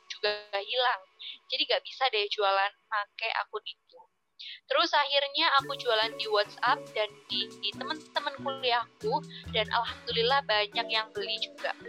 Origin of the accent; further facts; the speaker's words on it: Sidoarjo, East Java, Indonesia; Aku merupakan seorang Ristas air langga angkatan 2018. Asalku dari Sidoarjo.